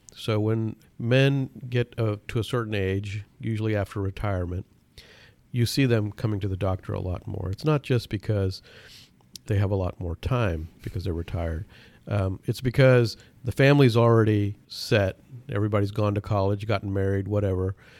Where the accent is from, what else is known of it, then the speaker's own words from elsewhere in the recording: Pakistan; moved away; I was born in Pakistan